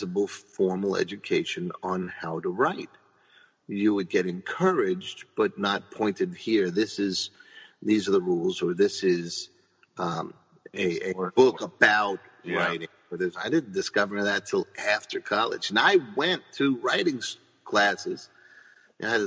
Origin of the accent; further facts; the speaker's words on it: New York City, New York, United States; I grew up in the Bronx